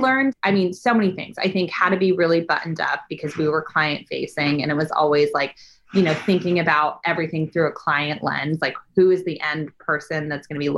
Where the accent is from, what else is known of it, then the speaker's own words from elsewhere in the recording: Bay Area, California, United States; now in Los Angeles, United States; I'm actually originally from the Bay Area